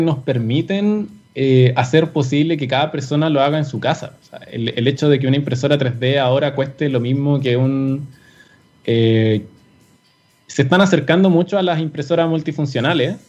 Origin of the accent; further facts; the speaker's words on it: Chile; como sociedad chilena